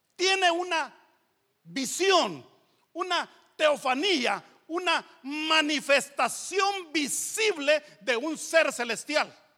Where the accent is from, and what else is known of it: Guatemala; moved away; also born or lived in Los Angeles, United States